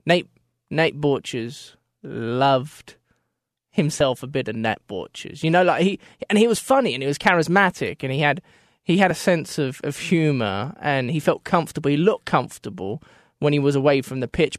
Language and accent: English; Australia; moved away; I come from Australia